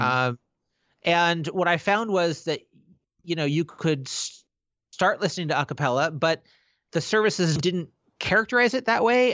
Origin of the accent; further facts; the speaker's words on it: Pacific Northwest, United States; I'm from the Pacific Northwest